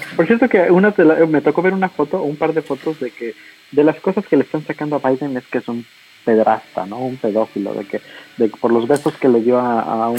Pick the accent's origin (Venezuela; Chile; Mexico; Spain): Mexico; como mexicano